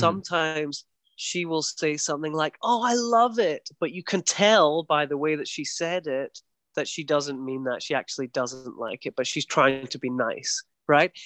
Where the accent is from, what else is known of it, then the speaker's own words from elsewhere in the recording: Scotland, United Kingdom; accent: very soft Scottish; now in Taiwan; my accent is quite soft, it's a very soft Scottish accent